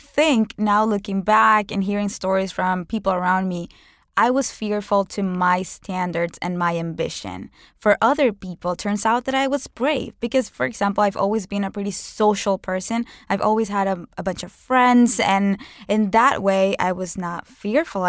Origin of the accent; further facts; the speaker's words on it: Venezuela; moved away as an adult; now in United States; growing up in Venezuela, one of the most dangerous countries in the world